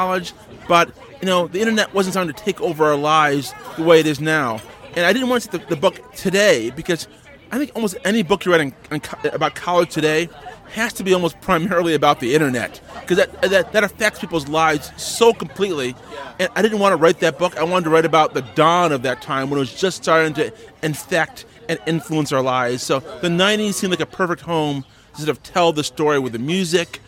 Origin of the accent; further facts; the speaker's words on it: Brockport, New York, United States; also born or lived in Kingston, Jamaica; I was actually born in Kingston, Jamaica. I was raised in upstate New York. I left Jamaica when I was a month old, so I have no accent.